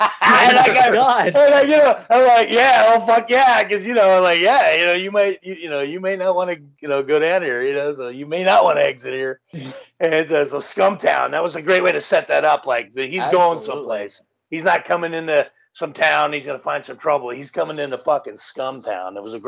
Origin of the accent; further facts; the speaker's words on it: Los Angeles, California, United States; I grew up in Los Angeles.